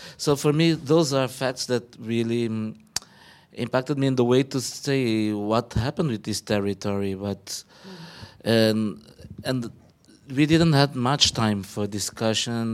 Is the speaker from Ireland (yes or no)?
no; Angola; I'm from Angola